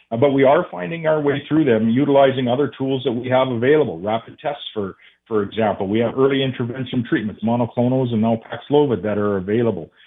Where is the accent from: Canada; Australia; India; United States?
Canada